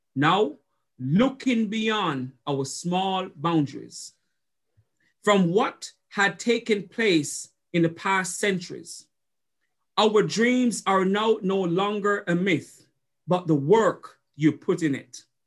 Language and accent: English; Jamaica; moved away as an adult; now in Jefferson City, United States; I went to college in Jamaica